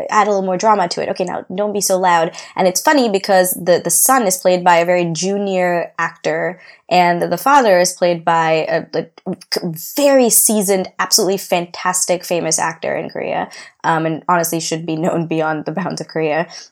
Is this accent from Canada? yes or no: no; India; I know about class the way I've learned about it in India.